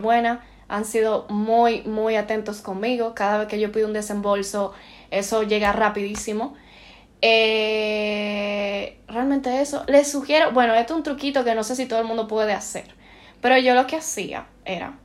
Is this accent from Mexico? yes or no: no; Santo Domingo, Dominican Republic; moved away as an adult; now in Barcelona, Spain